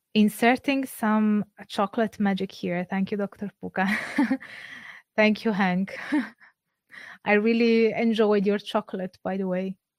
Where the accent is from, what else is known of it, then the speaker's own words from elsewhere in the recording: Campania, Italy; I'm not from Sardinia, but I am from Campania